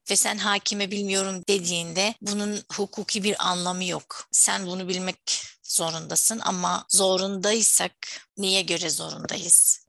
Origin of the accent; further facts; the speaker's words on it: Syria; Turkish is a second language; moved away as an adult; now in Turkey; Suriyeli misin? Evet dedim